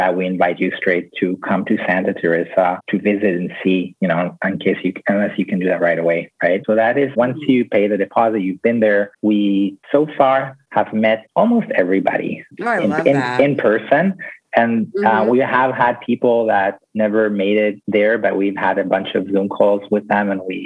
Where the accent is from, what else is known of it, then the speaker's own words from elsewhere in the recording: Tel Aviv, Tel Aviv District, Israel; now in Costa Rica; I grew up in Tel Aviv in Israel